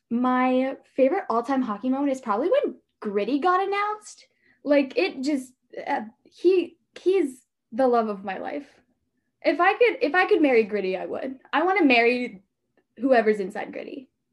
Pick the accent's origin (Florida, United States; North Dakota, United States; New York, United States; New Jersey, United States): New Jersey, United States; I grew up in New Jersey, so I'm a New Jersey fan.